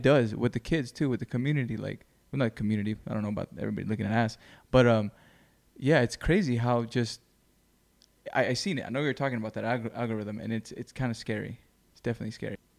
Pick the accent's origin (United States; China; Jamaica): United States; Greenfield, California; moved away; I moved from Greenfield